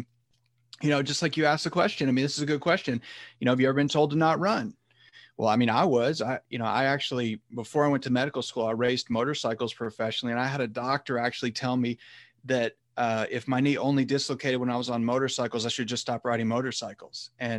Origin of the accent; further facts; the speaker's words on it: Chattanooga, Tennessee, United States; also born or lived in Texas; now in San Francisco, United States; originally I'm from Tennessee, Chattanooga, Tennessee specifically, then went to college in Texas and then came to San Francisco for medical school. I'm still here now.